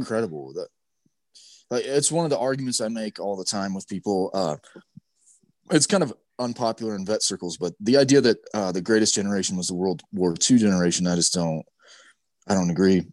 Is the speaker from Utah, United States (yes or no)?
yes; Utah, United States; growing up in Utah